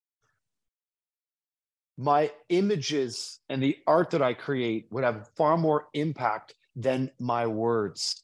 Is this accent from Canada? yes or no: yes; Toronto, Ontario, Canada; my hometown of Toronto